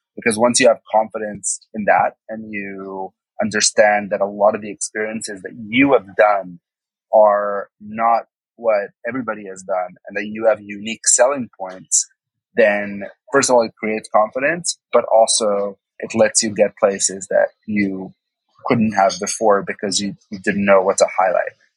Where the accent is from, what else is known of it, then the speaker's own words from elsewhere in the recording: Israel; I didn't pass the actual exam that every Israeli goes through in, in, third grade